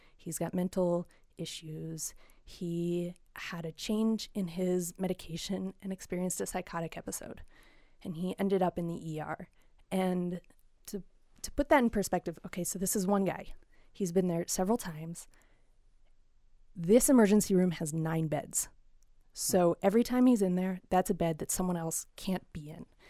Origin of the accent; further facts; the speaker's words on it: Front Range of Colorado, United States; now in Paonia, United States; I come from the Front Range of Colorado